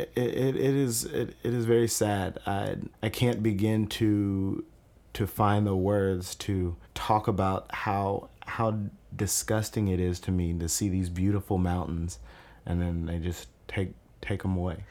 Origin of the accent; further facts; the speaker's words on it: Kentucky, United States; I grew up in Veterans Park. I played for the Southeastern All-Stars from the time I was eight all the way up until I was twelve.